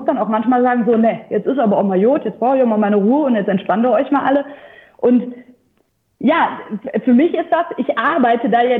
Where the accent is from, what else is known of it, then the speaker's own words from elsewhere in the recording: Bonn, North Rhine-Westphalia, Germany; dem geschuldet, wo ich herkomme, in bonn boy zum Beispiel, das ist ja meine eigentliche